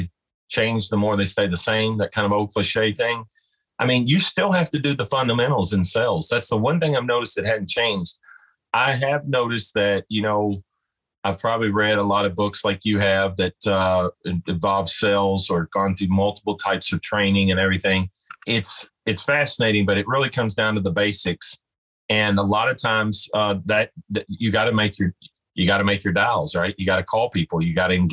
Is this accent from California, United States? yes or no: no; Owensboro, Kentucky, United States; somebody in my hometown. And at that time, I wasn't expecting to go back here